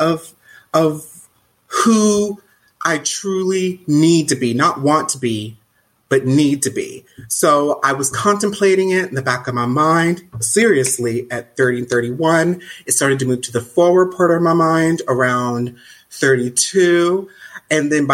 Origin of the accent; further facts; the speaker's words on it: Southern United States, home state of North Carolina, United States; moved away as an adult; now in Canada; I grew up in the Southern United States in the 80s and 90s